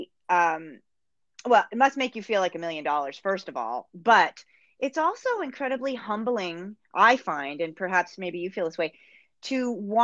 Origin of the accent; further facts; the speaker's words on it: Northeast, United States; now in Canada; as an American, I didn't in the Northeast, I didn't grow up with curling.